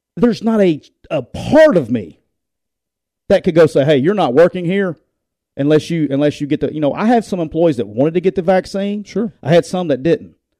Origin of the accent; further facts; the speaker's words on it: Alabama, United States; I'm from Alabama